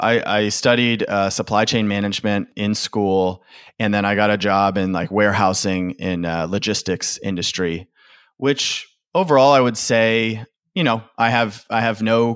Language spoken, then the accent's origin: English; Michigan, United States; also born or lived in Louisville, Kentucky / Austin, Texas; But originally, I usually just say I'm from Michigan. I lived there the longest. I finished high school and college there. So originally from Michigan, but I've lived in quite a few other states in the U.S.